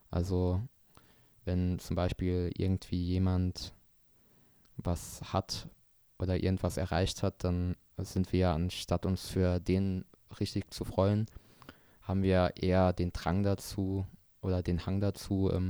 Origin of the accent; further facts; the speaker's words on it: Germany; sind wir Deutsche doch so ein bisschen zurückgeblieben